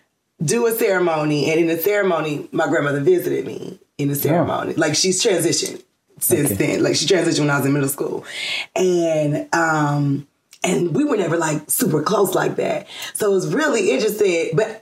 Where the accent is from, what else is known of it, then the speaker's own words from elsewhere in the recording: College Park, Georgia, United States; I am from here, College Park, Georgia, born and raised.